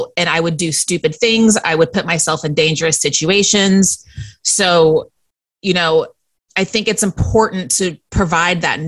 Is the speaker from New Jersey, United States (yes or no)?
no; Central Texas, United States; moved away as an adult; also born or lived in Northern California; now in New York City, United States; I was born in Northern California and then moved to Central Texas when I was 8